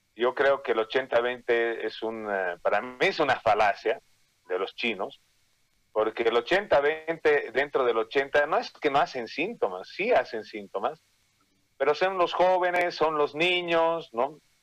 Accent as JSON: {"language": "Spanish", "country": "Bolivia", "said": "como bolivianos"}